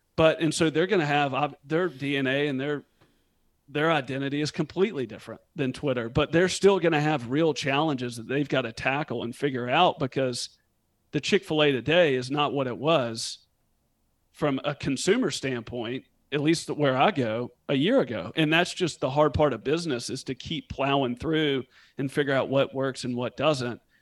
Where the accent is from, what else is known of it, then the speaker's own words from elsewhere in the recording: Memphis, Tennessee, United States; also born or lived in Northern California; was born and raised in Memphis and lived here